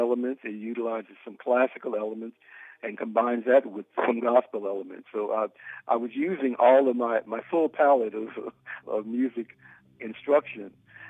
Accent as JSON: {"language": "English", "town": "St. Louis", "region": "Missouri", "country": "United States", "tie": "born or raised there", "said": "I grew up AME in St. Louis, Missouri, St. Paul AME."}